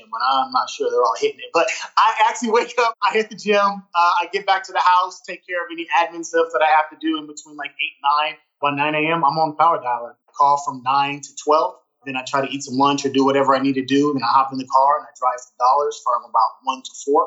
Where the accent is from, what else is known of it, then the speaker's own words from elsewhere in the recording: San Jose, California, United States; moved away as an adult; now in Southern California, United States; I'm originally from the Bay Area, from San Jose, California